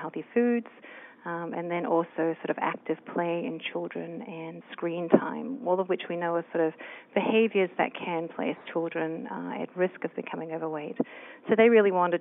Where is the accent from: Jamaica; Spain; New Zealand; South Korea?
New Zealand; moved away as an adult; now in United States; I'm originally from New Zealand, and when I first came to the States to do graduate work